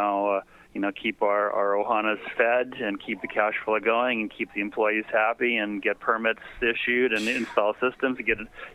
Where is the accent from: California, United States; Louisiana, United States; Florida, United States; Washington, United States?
California, United States; moved away as an adult; now in Hawaii, United States; I was born in California